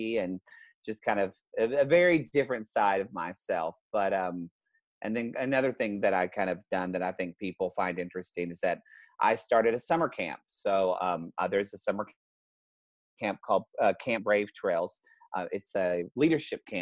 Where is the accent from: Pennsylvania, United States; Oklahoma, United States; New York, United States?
Oklahoma, United States; Southern; now in Los Angeles, United States; I grew up in Southern Oklahoma in the 80s